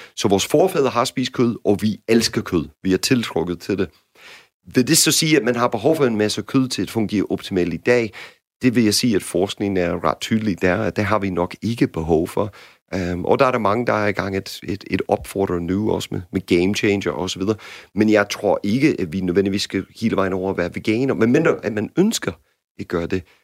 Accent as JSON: {"language": "Danish", "country": "United States", "second_language": "Danish", "moved": "yes", "lives_now": "Denmark", "said": "som amerikaner"}